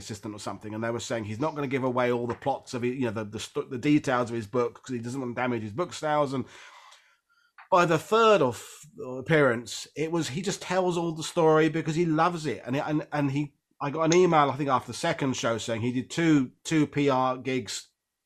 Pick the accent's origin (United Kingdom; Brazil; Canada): United Kingdom; Essex, East of England; I'm working class English. I wear a newsboy cap. I grew up in Essex, just outside of London